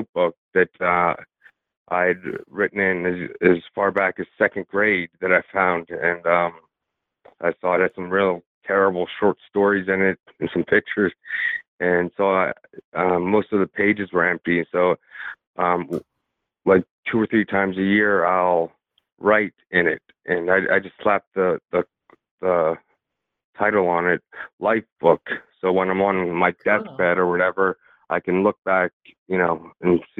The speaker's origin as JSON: {"language": "English", "town": "York", "region": "Pennsylvania", "country": "United States", "tie": "born or raised there", "said": "I was born and raised in York, Pennsylvania"}